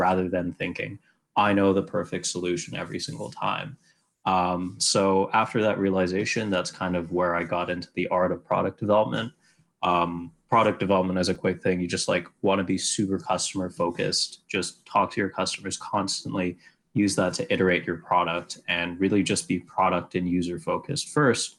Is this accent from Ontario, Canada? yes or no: no; Vancouver, British Columbia, Canada; moved away as an adult; now in Montreal, Canada; I went to school here in the beautiful city of Montreal, but I'm from Vancouver originally.